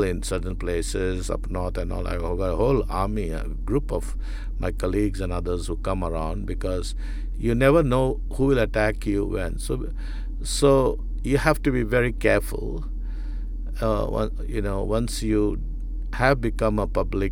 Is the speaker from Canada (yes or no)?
no; India; as an Indian Christian